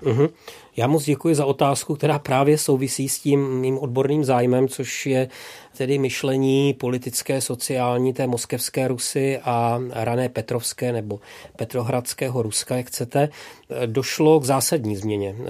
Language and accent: Czech; Vlašim, Central Bohemian Region, Czechia; moved away; mým rodným městem, což je Vlašim